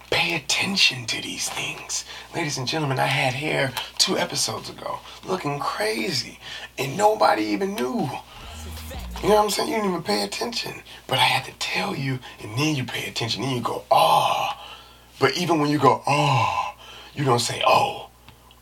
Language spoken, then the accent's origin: English; San Francisco, California, United States; we back in San Francisco, even though I'm from there